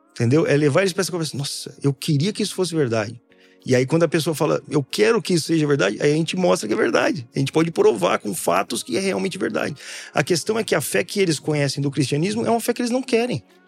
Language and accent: Portuguese; Brazil; como um bom brasileiro